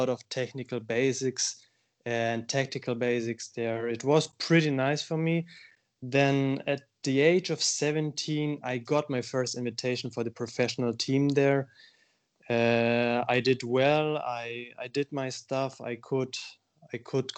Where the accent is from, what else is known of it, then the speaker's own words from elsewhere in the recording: Bavaria, Germany; English is a second language; I'm from Bavaria. My brother and I, we were born there. There's a province in Germany where we almost spent our whole childhood.